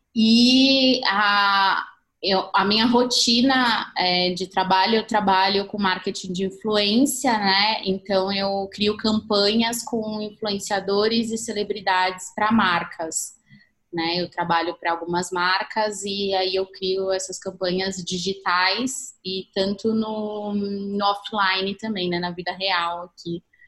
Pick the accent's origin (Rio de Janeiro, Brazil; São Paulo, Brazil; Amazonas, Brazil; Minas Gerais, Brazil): São Paulo, Brazil; eu sou de São Paulo